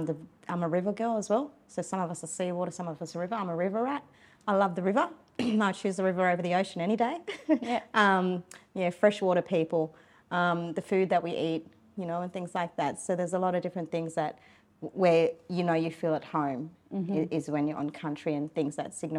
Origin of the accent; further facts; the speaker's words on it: Sydney, New South Wales, Australia; Yes, so I was born in Sydney.